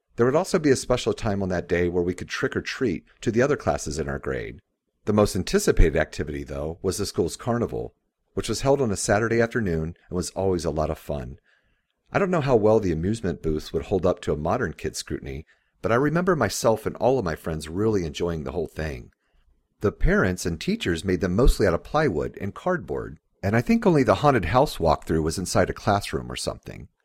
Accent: Jacksonville, Florida, United States; I grew up in Jacksonville, Florida

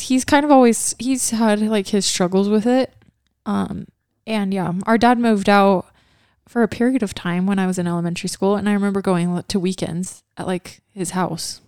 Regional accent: Kaysville, Utah, United States; also born or lived in Hawaii; we grew up in the Kaysville house

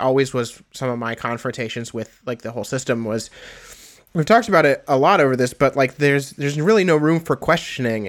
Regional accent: Indiana, United States; I am from Indiana

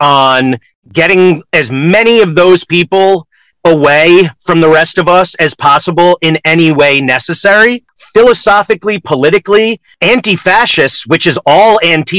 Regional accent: Connecticut, United States; also born or lived in New York; My parents moved my sister and me to Connecticut

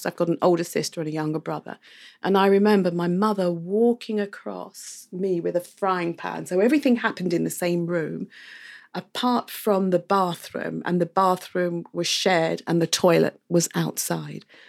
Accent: England, United Kingdom; now in Barbados; when I was growing up in the U K.

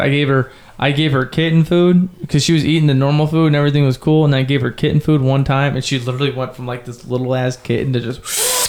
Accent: Ohio, United States; Since we're all four Ohio natives.

